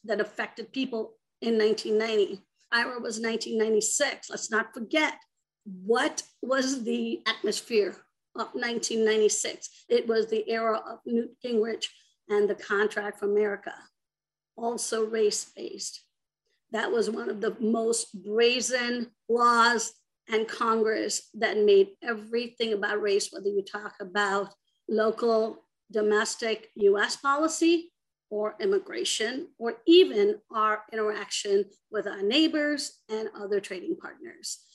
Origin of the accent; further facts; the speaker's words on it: India; moved away as an adult; also born or lived in Arizona; now in United States; I myself am an immigrant. I grew up in India and came to the United States when I was about 18